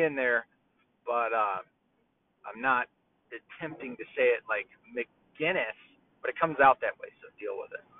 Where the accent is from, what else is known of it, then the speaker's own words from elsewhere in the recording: Tennessee, United States; moved away; we're from Tennessee